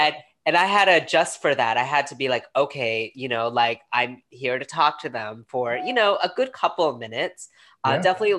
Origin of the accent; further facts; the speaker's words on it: New York, United States; now in Fredericksburg, United States; being a New Yorker coming down here